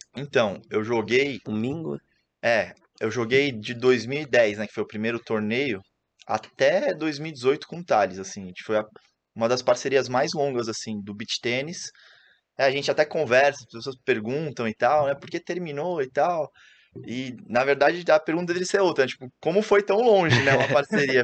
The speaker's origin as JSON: {"language": "Portuguese", "town": "Santos", "region": "São Paulo", "country": "Brazil", "said": "Eu sou de Santos"}